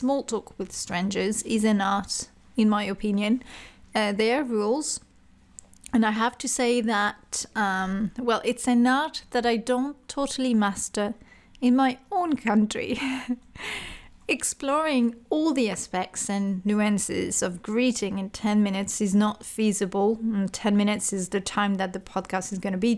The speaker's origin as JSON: {"language": "English", "country": "France", "tie": "born or raised there", "also_born_or_lived": "Paris / Dublin, Ireland", "second_language": "English", "moved": "as an adult", "said": "in France, in my home country"}